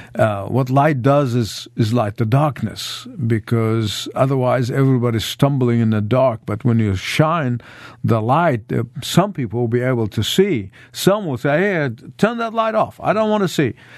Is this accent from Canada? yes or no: no; Egypt; moved away as an adult; as a, as a high school student in Egypt